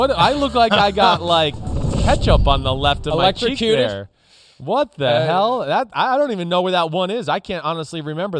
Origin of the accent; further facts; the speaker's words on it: New Jersey, United States; You know, up here where I grew up in New Jersey, like they played that loud siren at like 6 o'clock in the morning.